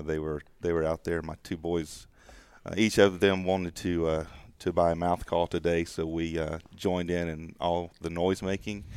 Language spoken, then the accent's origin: English; the South, United States; growing up in the South, I'm mm, part of that uh, traditional hunting club culture